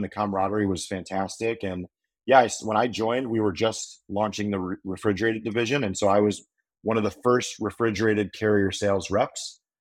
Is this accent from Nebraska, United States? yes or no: no; Chicago, Illinois, United States; moved away as an adult; also born or lived in Oxford, Ohio; now in Nashville, United States; I, I grew up in the Chicago suburbs